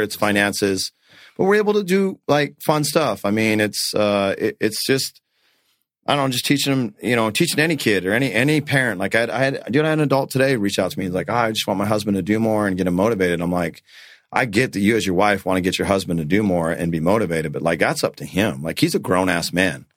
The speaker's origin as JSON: {"language": "English", "region": "North Dakota", "country": "United States", "tie": "born or raised there", "moved": "yes", "lives_now": "Arizona, United States", "said": "I was born in North Dakota"}